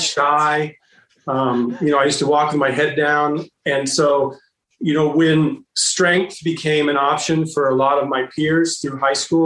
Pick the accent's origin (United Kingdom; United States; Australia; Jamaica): United States; Bay Area, California; I grew up in the Bay Area